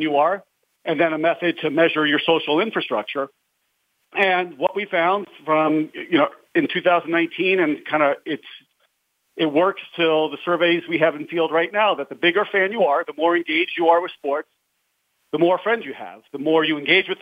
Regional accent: New York, United States; I grew up in New York

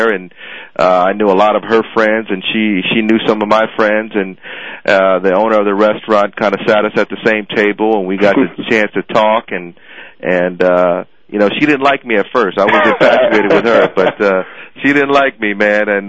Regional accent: Arizona, United States; moved away; I grew up in Arizona, spent a lot of time there

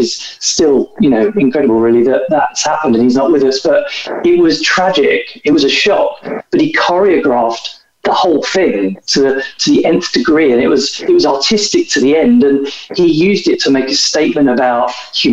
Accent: United Kingdom; So he was from this place in the UK, which is where I'm from as well.

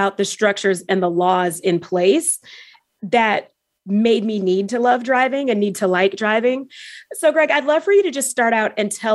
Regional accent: Houston, Texas, United States; I'm from Houston, Texas, which has no zoning, right? It's notorious for having no zoning.

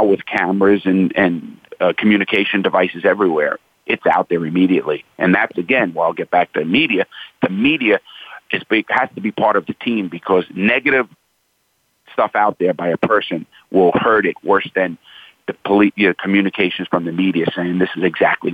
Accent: New York City, New York, United States; I grew up, born and raised in the Bronx in Brooklyn, New York

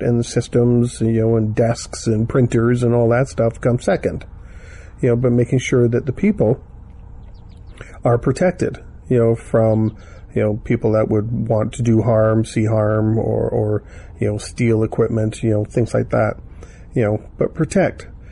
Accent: Canada; accent: Canadian; I'm Canadian because uh, the way I say Toronto

